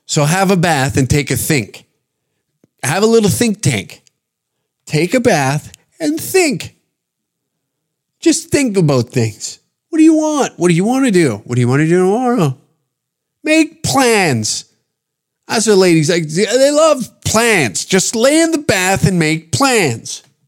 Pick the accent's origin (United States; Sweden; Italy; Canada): Canada; I'm speaking as a Canadian